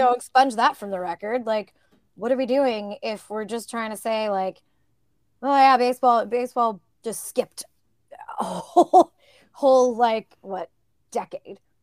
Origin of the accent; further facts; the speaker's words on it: Northern California, United States; growing up in Northern California